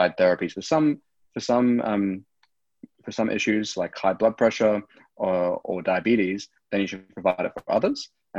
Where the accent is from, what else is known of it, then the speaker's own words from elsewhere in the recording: South Africa; now in Australia; I was born in South Africa.